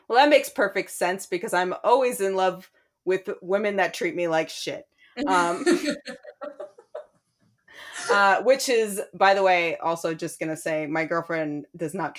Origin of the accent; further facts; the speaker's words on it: New York City, New York, United States; moved away; I'm from New York City. I'm from yeah. Brooklyn